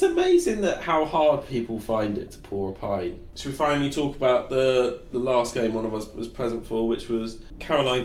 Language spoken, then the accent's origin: English; United Kingdom; I would go in as a Brit